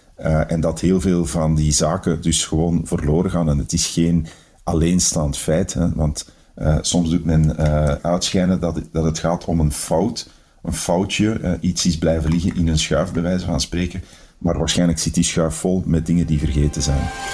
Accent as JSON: {"language": "Dutch", "town": "Antwerp", "region": "Flanders", "country": "Belgium", "said": "als Antwerpenaar ben ik natuurlijk"}